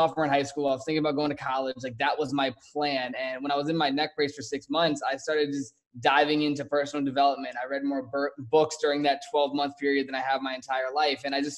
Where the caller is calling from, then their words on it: Scottsdale, Arizona, United States; I am in Scottsdale, Arizona.